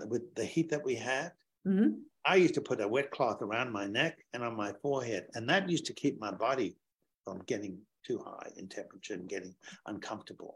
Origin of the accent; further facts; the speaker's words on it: Sydney, New South Wales, Australia; I grew up in Sydney as a young boy